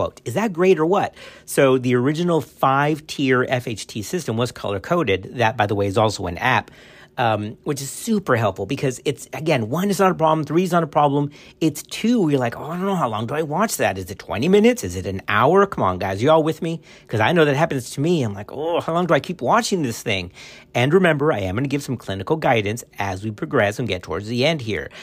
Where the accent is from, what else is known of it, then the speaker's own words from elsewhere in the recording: Texas, United States; my home state in Texas